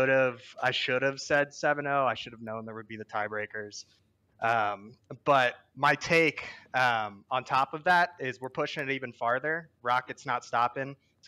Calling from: Los Angeles, California, United States; Los Angeles, California

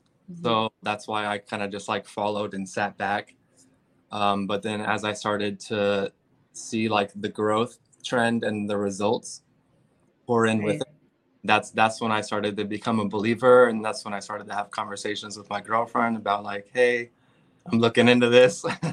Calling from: West Sacramento, California, United States; I am at my packaging warehouse right now over in West Sacramento, California.

